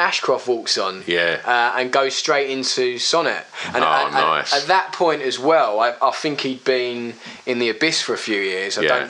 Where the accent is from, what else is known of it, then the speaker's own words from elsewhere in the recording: Brentwood, East of England, United Kingdom; always Brentwood, yeah.